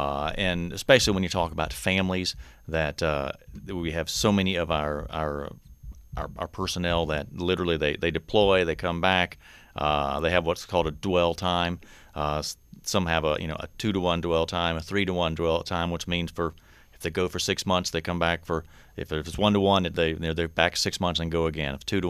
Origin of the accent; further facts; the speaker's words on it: North Carolina, United States; accent: Southern; I'm uniquely from North Carolina, so you may sense hear a little bit of a Southern accent in me every once in a while.